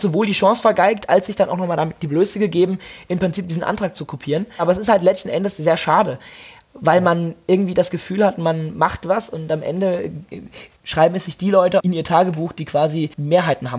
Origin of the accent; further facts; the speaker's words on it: Mainz, Rhineland-Palatinate, Germany; Also ich bin ja auch in Mainz aufgewachsen